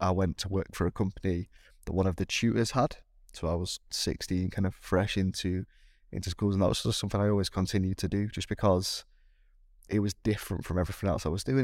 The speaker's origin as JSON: {"language": "English", "country": "United Kingdom", "said": "me being, being British"}